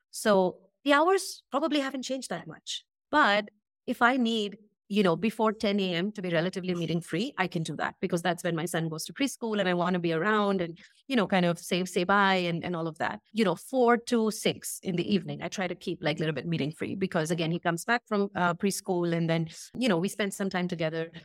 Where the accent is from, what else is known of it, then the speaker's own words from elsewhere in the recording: India; moved away as an adult; also born or lived in Brazil / United States / Indonesia; we made the move back to India, and this is where I live now in Bangalore